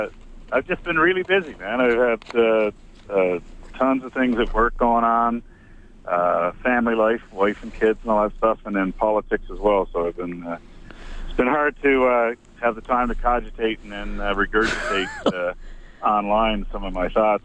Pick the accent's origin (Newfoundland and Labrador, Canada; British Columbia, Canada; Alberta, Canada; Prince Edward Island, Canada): Newfoundland and Labrador, Canada; I'm from Newfoundland